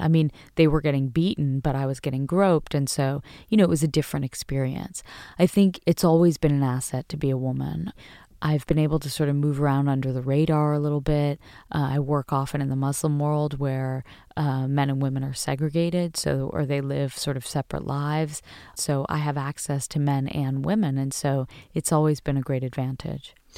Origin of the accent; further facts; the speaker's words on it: United States; I was proud to be American